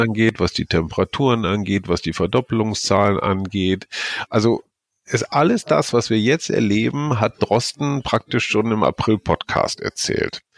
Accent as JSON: {"language": "German", "country": "Germany", "said": "in mein Heimatland"}